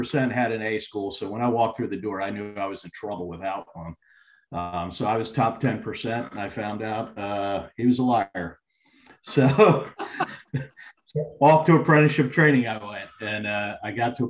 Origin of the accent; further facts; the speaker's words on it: Palmyra, New Jersey, United States; moved away; also born or lived in Atlantic Beach, North Carolina; I grew up in Palmyra, New Jersey, and then I moved to Atlantic Beach, North Carolina